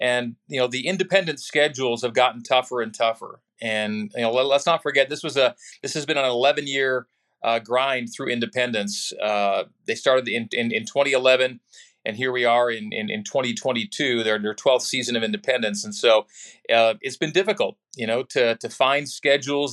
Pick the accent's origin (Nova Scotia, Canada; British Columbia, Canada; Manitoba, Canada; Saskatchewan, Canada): Saskatchewan, Canada; Saskatoon; moved away as an adult; also born or lived in Sudbury, Ontario / Calgary, Alberta; now in Utah, United States; we moved to Saskatoon, Saskatchewan, when I was a baby, and then. From my high school years, our family moved again to Calgary, Alberta.